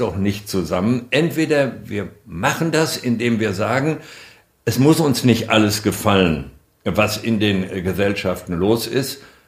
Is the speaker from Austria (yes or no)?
no; Germany; wir als Deutsche, als die wichtige Exportnation, die wir ja nun einmal sind